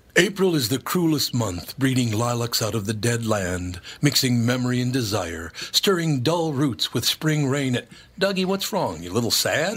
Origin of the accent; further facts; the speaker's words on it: Minneapolis, Minnesota, United States; As a little boy, growing up in North Minneapolis, we moved to North Minneapolis when I was five years old